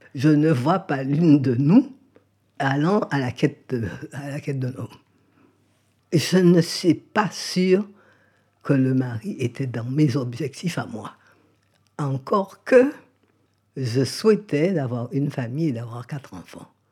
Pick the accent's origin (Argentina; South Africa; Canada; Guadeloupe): Guadeloupe; moved away as an adult; also born or lived in Paris; qui m'ont connu enfant en Guadeloupe